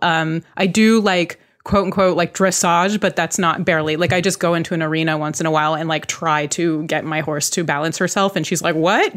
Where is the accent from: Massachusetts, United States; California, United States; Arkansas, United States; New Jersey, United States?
California, United States; Bay Area; I grew up in the Bay Area